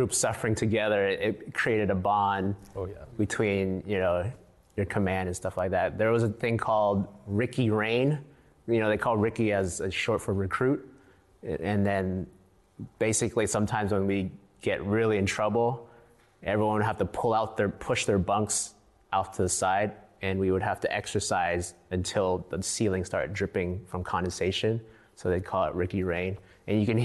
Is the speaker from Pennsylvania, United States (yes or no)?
no; San Francisco, California, United States; moved away as an adult; coming from San Francisco as Chinese American